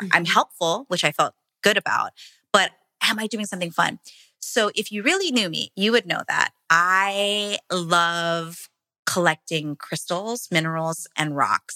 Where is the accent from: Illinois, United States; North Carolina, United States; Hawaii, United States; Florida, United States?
Hawaii, United States; moved away; my husband and I come from Hawaii, small plantation town. Our grandparents were both immigrants from the Philippines. So we grew up in farmland